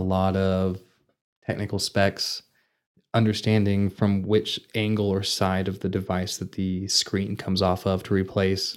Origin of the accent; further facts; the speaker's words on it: Vernon, Texas, United States; moved away as an adult; now in Amarillo, United States; I'm originally from Vernon, Texas